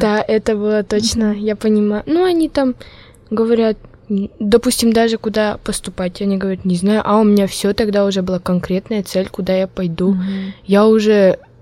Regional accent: Malopurginsky District, Udmurtia, Russia; accent: Udmurt; first language Udmurt; Russian is a second language; я удмуртка, родилась в деревне

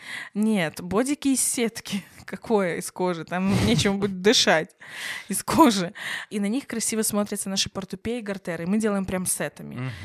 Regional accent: Belarus; Я сама, например, белоруска

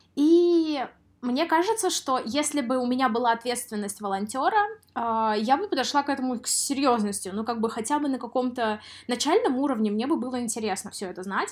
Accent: Samara, Samara Oblast, Russia; moved away; в городе Самара, в своём городе

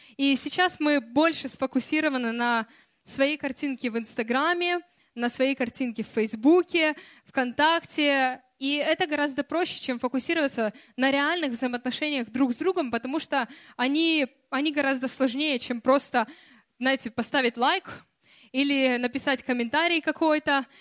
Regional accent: Kyiv, Ukraine; moved away; also born or lived in Russia; я росла в Киеве

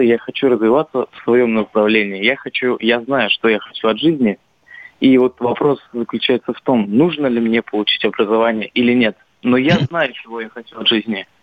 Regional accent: Kazan, Tatarstan, Russia; Мне вот 16 лет, я из Казани, подросток

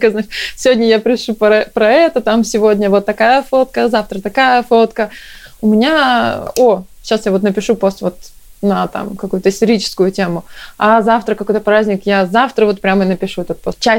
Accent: Chelyabinsk, Chelyabinsk Oblast, Russia; moved away as an adult; now in Stockholm, Sweden; Я вообще приехала сюда из Челябинска. А, мы вместе с мужем приехали, он тоже из Челябинска.

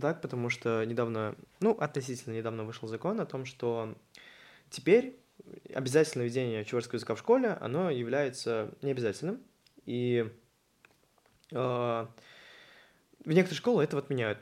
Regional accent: Chuvashia, Russia; У нас целых три моста. Это в Чебоксарах

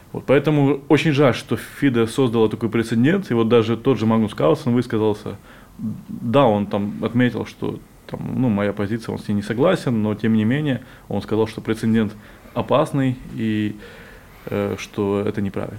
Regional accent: Crimea, Ukraine; also born or lived in Donetsk Oblast; now in Russia; я сам из Крыма и три года жил в Донецкой области

